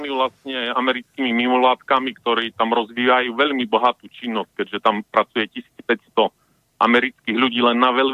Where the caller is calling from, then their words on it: Vranov nad Topľou, Prešov Region, Slovakia; som z Vranova.